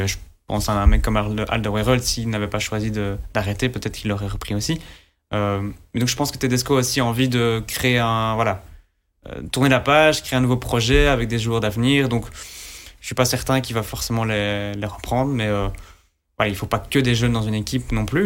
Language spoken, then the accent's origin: French; Belgium; en tant que Belge